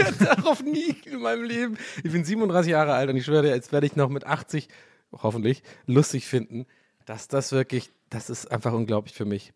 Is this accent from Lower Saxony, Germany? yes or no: no; Tübingen, Baden-Württemberg, Germany; also born or lived in Prenzlauer Berg, Berlin; now in Berlin, Germany; in Richtung so Tübingen, wo ich aufgewachsen bin